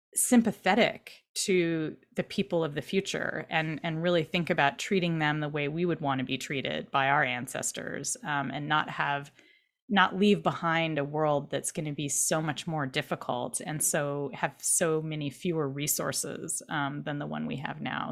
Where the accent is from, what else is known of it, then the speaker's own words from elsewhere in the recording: Irvine, California, United States; I grew up in Orange County in Irvine